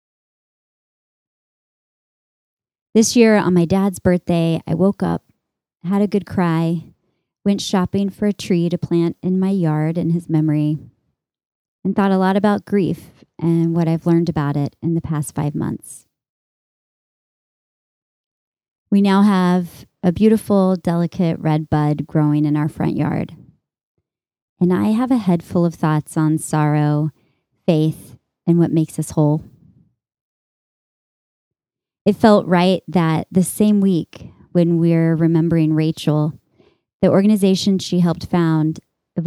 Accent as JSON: {"language": "English", "region": "Texas", "country": "United States", "tie": "born or raised there"}